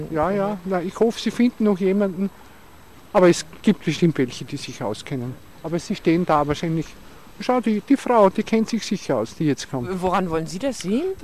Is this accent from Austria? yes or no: yes; Salzburg, Austria; Wissen Sie, ich bin ein Salzburger, aber ich bin nie in der Stadt. Ich bin immer auf den Bergen.